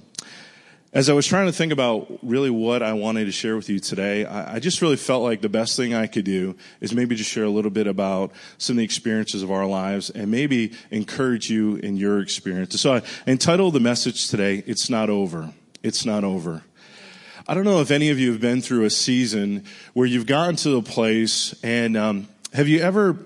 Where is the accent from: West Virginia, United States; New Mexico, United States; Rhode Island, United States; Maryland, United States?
Rhode Island, United States; moved away as an adult; also born or lived in Pensacola, Florida; now in Nashville, United States; I'm from Rhode Island originally. I grew up there. Left when I was 18.